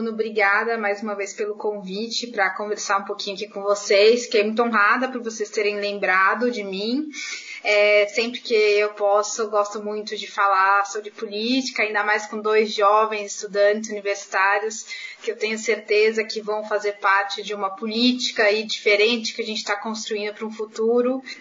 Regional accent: São Paulo, Brazil; Eu venho da Vila Mazei, um bairro que fica na periferia da Zona Norte aqui da cidade de São Paulo, no distrito do Tucuruvi. Venho de uma família de classe média baixa

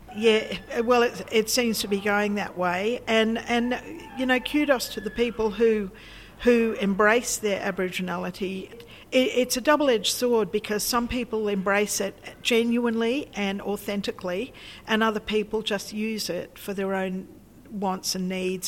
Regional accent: Australia; we're Australians. We live here. We've been here for so long

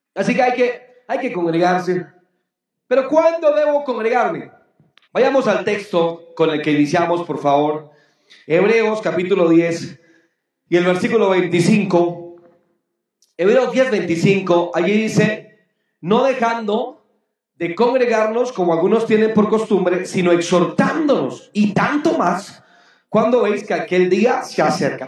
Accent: Boyacá, Colombia; mi tierra boyacense bella

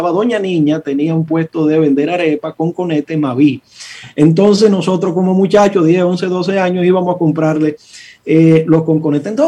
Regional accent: Santo Domingo, Distrito Nacional, Dominican Republic; also born or lived in Villa María / Villa Juana / Villa Francisca / San Carlos; yo soy un muchacho de las villas. Yo se lo he dicho varias veces, yo nací en Villa María, me crié en Villa Consuelo, Villa Juana, Villa Francisca y, un chin de San Carlos.

